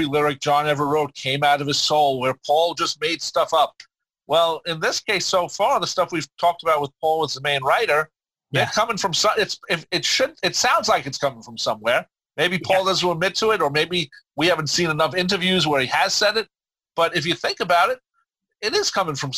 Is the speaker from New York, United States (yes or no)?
yes; Long Island, New York, United States; I'm from Long Island